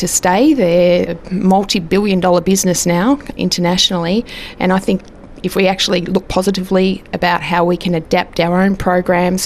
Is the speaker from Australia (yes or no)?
yes; Torquay, Victoria, Australia; I grew up in Torquay, famous for Bell's Beach